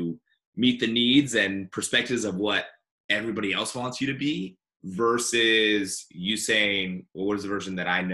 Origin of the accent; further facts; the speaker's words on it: San Diego, California, United States; moved away; also born or lived in Seattle / San Francisco; I grew up down in San Diego